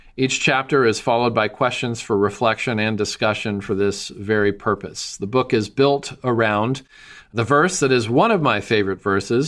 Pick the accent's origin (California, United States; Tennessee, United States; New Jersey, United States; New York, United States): Tennessee, United States; Nashville; my hometown of Nashville